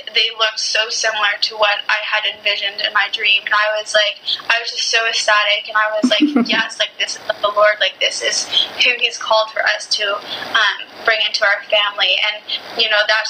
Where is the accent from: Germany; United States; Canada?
Canada; my country in Canada